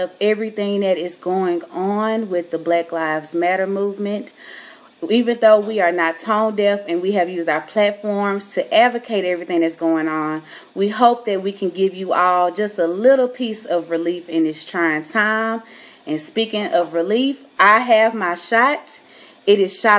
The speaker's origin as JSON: {"language": "English", "region": "Mississippi", "country": "United States", "tie": "born or raised there", "moved": "as an adult", "lives_now": "Dallas, United States", "said": "I am from Mississippi, born and raised. I just moved here to Dallas, Texas, last year."}